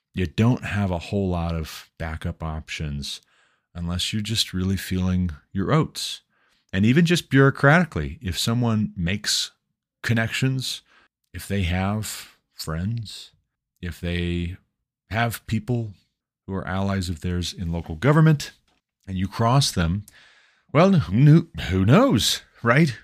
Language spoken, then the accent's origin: English; Glendive, Montana, United States; moved away as an adult; now in Colorado, United States; I was born and raised in Glendive, Montana